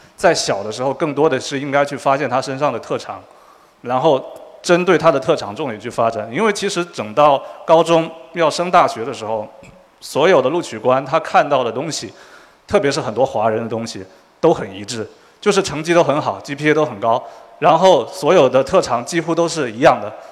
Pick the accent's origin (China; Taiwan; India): China; Quanzhou, Fujian; moved away as an adult; also born or lived in Shanghai; now in United States; 我们都是福建人。然后我是泉州人